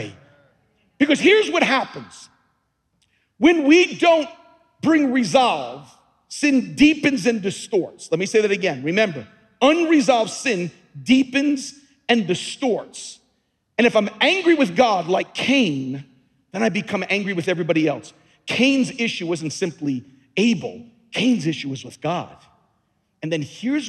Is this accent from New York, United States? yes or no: yes; Long Island, New York, United States; moved away as an adult; also born or lived in Louisiana; I was born and raised on Long Island